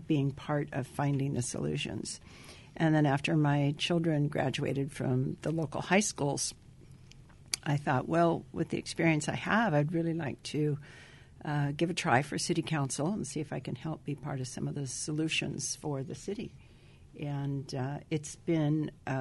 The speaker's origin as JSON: {"language": "English", "town": "Whittier", "region": "California", "country": "United States", "tie": "born or raised there", "also_born_or_lived": "Midwest"}